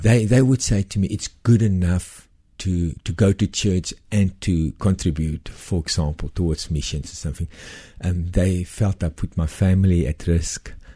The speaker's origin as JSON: {"language": "English", "country": "South Africa", "said": "I came from South Africa. I'm a white South African, Afrikaner"}